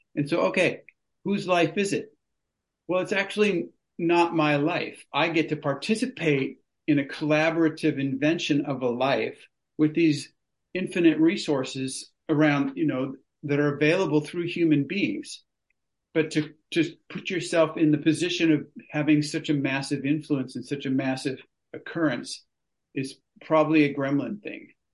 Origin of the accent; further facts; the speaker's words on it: California, United States; moved away as an adult; I grew up in California.